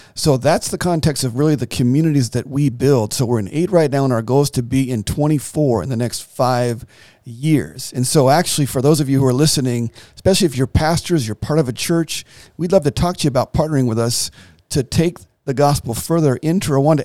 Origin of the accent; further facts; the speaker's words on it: United States; as an American